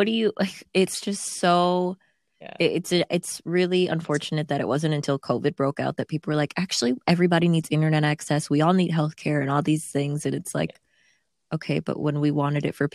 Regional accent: United States; me as an American, and I've been an American my entire life and I've only lived in America

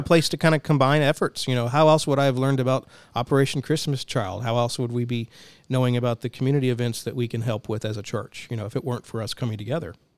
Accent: Denison, Texas, United States; also born or lived in College Station, Texas; We moved, uh, to the College Station area from my hometown of, of Denison

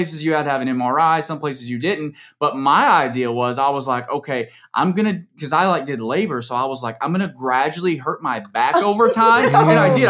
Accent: Tennessee, United States; I'm from Tennessee.

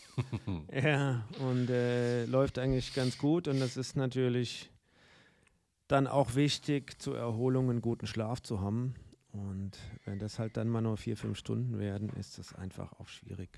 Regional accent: Guntersblum, Rhineland-Palatinate, Germany; meine Heimat

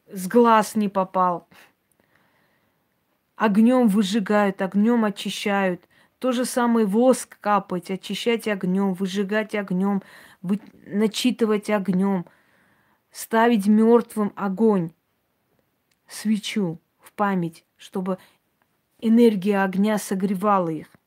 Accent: Georgia; Гардманское княжество – который сейчас входит в Грузию, называется Гордобанское княжество. Я родилась там. Вот я из Гордманского княжества.

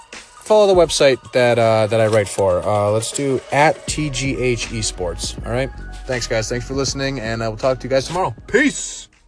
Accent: New England, United States; I'm from New England

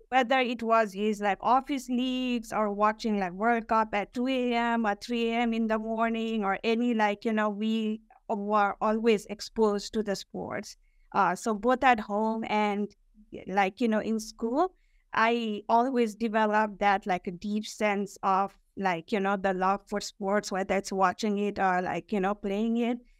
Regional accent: Kathmandu, Bagmati, Nepal; moved away as an adult; now in New York, United States; I was born and raised in Kathmandu

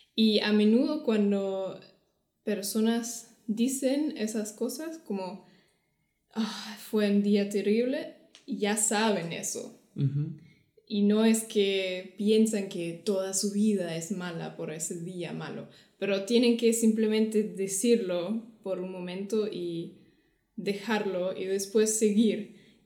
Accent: Germany; Spanish is a second language; de Alemania.

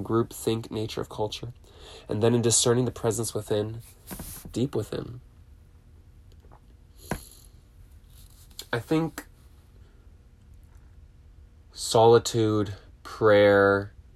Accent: Southern California, United States; growing up in SoCal, in my adolescent teen years

